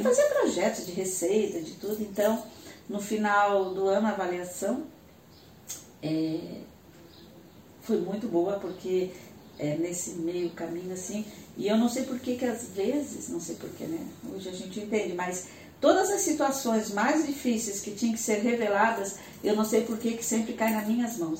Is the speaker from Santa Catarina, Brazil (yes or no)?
yes; Tubarão, Santa Catarina, Brazil; moved away as an adult; also born or lived in Florianópolis; eu sou de Tubarão